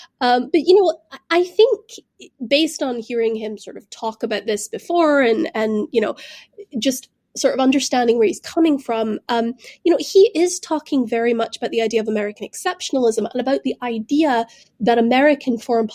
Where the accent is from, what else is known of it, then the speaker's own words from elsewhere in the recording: Glasgow, Scotland, United Kingdom; I grew up in the United Kingdom. I grew up there in the post-imperial era, you know, in Glasgow, a city that had once, you know, built the ships of the British Empire.